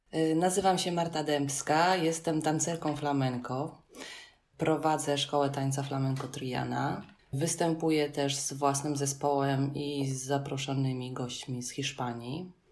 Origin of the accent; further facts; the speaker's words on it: Poland; I'm from Poland, I, I don't speak Spanish.